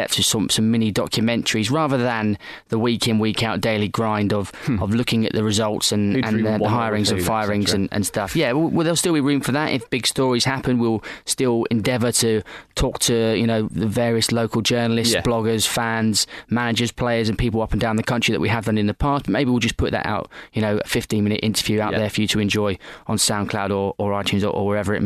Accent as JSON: {"language": "English", "town": "Watford", "region": "East of England", "country": "United Kingdom", "also_born_or_lived": "East London", "moved": "yes", "lives_now": "London, United Kingdom", "said": "I'm from Watford near London"}